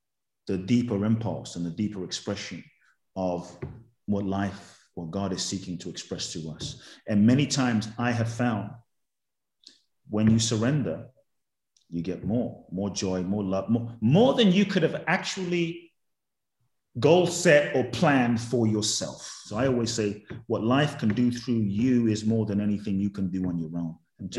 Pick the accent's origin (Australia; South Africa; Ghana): Ghana; I think I was a very fun loving kid and I would love to get to exhibit even more of that fun in my life